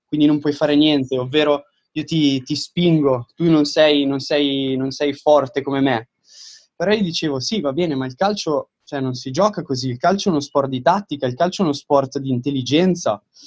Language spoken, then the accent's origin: Italian; Domodossola, Piedmont, Italy; moved away as an adult; also born or lived in Milan; now in Fort Lauderdale, United States; sono di Domodossola, quindi nel nord del Piemonte